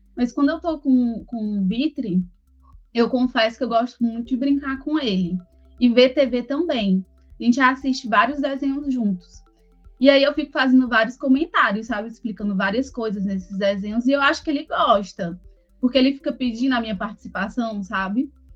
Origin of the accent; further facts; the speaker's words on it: Fortaleza, Ceará, Brazil; moved away as an adult; now in Manaus, Brazil; Eu sou de Fortaleza, meu esposo é de Brasília e, e moramos juntos em Manaus há sete anos